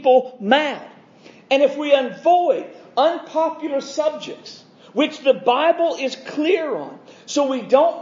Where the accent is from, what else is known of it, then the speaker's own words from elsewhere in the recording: United States; my being an American